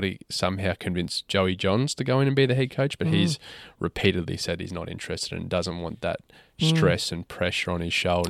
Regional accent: Queensland, Australia; I'm stoked as a Queenslander.

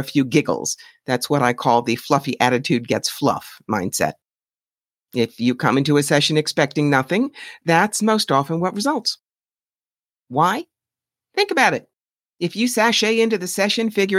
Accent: New York City, New York, United States; being a New Yorker

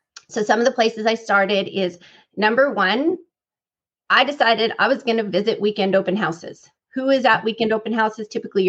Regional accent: California, United States; moved away as an adult; now in Texas, United States; I am born and raised in California.

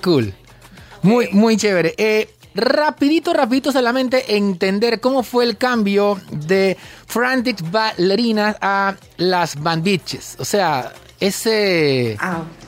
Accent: Panama

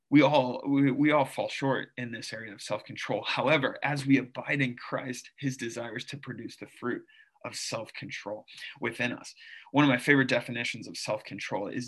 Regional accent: St. Louis, Missouri, United States; also born or lived in Philippines / South Carolina / Lebanon, Pennsylvania; now in Drexel Hill, United States; I grew up in St. Louis and then the Philippines and then back in St. Louis. And then I lived in South Carolina for a little bit. And then I lived in Lebanon, Pennsylvania for seven years.

